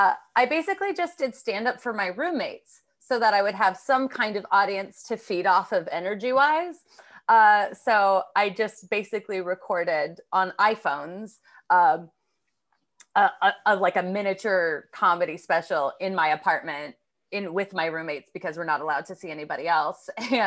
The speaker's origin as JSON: {"language": "English", "town": "New York City", "region": "New York", "country": "United States", "said": "I'm a comedian from New York City."}